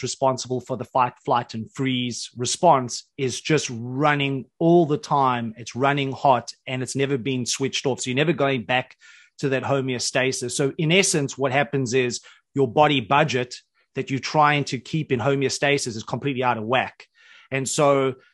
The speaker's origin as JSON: {"language": "English", "town": "Johannesburg", "region": "Gauteng", "country": "South Africa", "tie": "born or raised there", "said": "I grew up in Johannesburg, on the south side of Johannesburg, in government housing."}